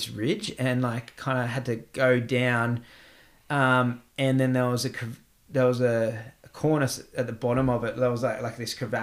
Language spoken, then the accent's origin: English; Australia; moved away as an adult; now in Iceland; I'm Australian